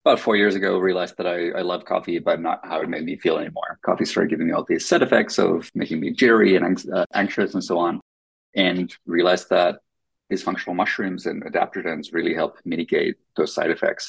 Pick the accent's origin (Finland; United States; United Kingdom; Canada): Finland; first language Finnish; English is a second language; moved away; Finnish, which is my first language